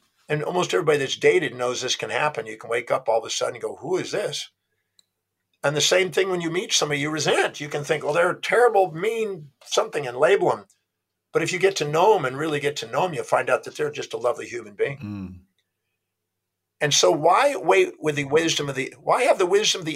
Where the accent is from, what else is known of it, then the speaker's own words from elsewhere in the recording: United States; I was born on Thanksgiving Day in America